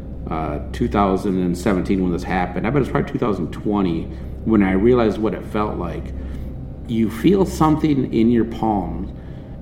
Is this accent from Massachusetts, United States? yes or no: no; Michigan, United States; we're from Michigan.